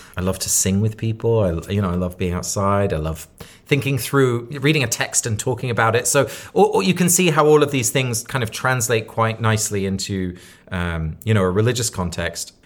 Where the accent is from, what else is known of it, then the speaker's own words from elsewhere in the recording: Sussex, South East England, United Kingdom; now in New York, United States; I grew up in Sussex